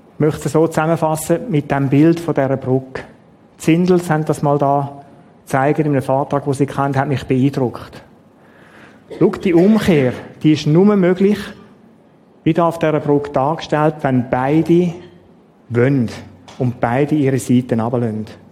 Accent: Switzerland; wir Schweizer

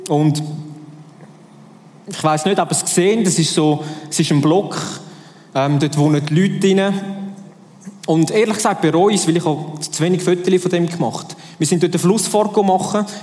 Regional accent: Switzerland; ich bin Schweizer durch und durch

